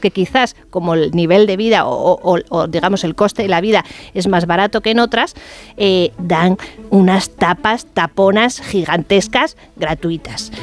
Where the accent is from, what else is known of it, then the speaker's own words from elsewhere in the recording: Bilbao, Basque Country, Spain; moved away; also born or lived in León; Yo que soy de Bilbao